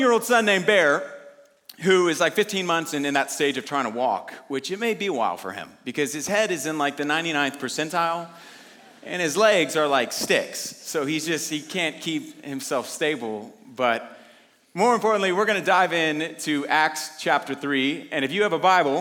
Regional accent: Houston, Texas, United States; moved away as an adult; now in Dallas, United States; I'm actually from Houston

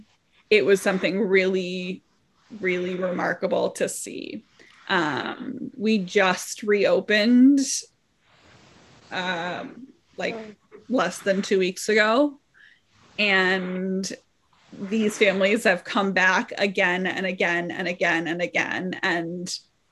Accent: Los Angeles, California, United States; moved away as an adult; now in Evanston, United States; I come from a big city. I'm from Los Angeles, and I just moved to Evanston 4 years ago

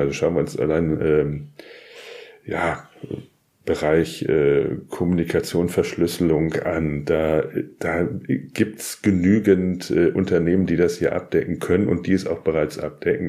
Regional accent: Germany; als Deutsche, aber auch als Europäer

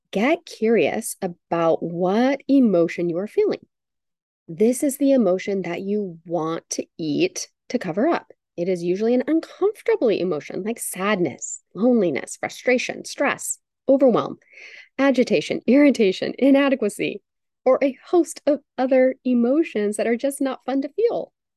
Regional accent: United States; growing up in the United States

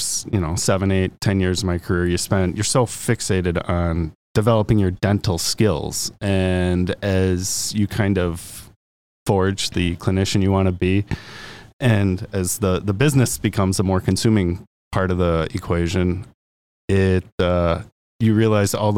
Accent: Hartland, Wisconsin, United States; I grew up in Heartland, went to Marquette for undergrad and dental school

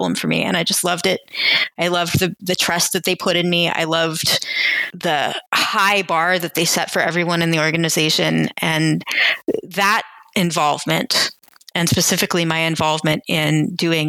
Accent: Virginia, United States; now in New York, United States; visiting from Virginia, again, around the age of 10 or 11.

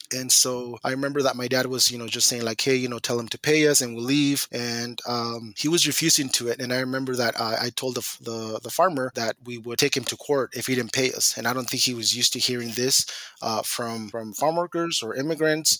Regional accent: Guanajuato, Mexico; also born or lived in Mountain Home, Idaho; now in Moscow, United States; I came from Mexico, um, from a small ranchito in Guanajuato. That's where I was born. That's where I grew up.

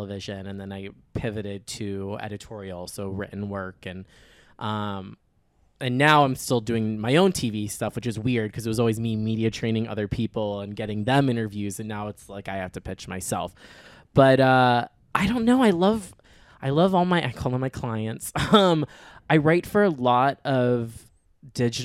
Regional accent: Naples, Florida, United States; I grew up in Naples, Florida

